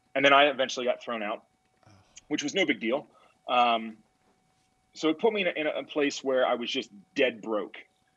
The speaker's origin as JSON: {"language": "English", "region": "Pennsylvania", "country": "United States", "tie": "born or raised there", "said": "So I grew up in Pennsylvania"}